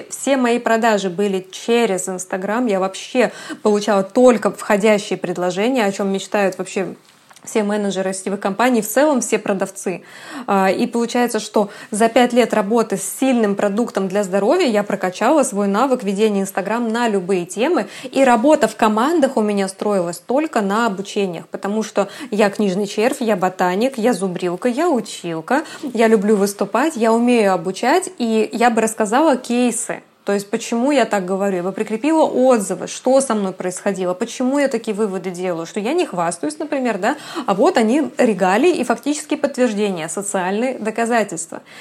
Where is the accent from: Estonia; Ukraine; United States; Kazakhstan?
Kazakhstan; now in Kaliningrad, Russia; мне 32 годика, и родом я из Казахстана, а Калининград — это уже пятый город в моей жизни.